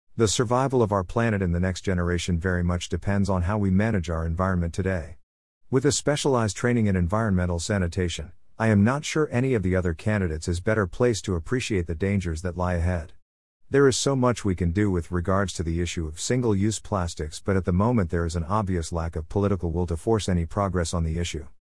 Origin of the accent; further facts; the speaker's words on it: Ghana; my hometown